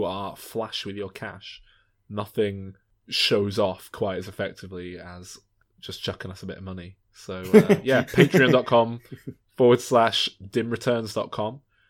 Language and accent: English; Glasgow, Scotland, United Kingdom; now in Maine, United States; You may have noticed, lads, I've picked up a bit of a twang my time spent living here in Maine. So I'm originally from Glasgow.